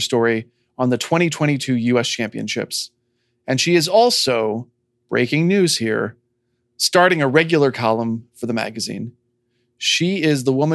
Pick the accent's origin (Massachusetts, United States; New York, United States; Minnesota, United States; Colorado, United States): New York, United States; moved away; I grew up in New York